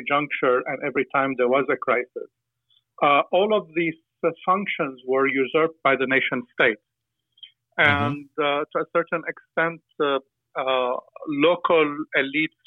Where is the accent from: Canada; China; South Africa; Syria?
Syria; Aleppo, Aleppo Governorate; I come from a family in Aleppo